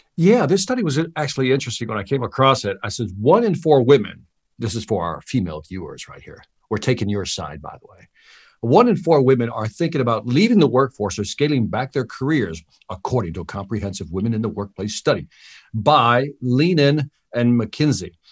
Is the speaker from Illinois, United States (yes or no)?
yes; Chicago, Illinois, United States; moved away; also born or lived in Miami; I'm from Chicago. I'm from the hood. I'm from the inner city.